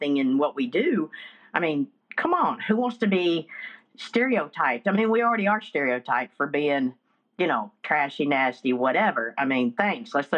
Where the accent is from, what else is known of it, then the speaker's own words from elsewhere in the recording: Blue Ridge Mountains, North Carolina, United States; I'm from the Blue Ridge Mountains in North Carolina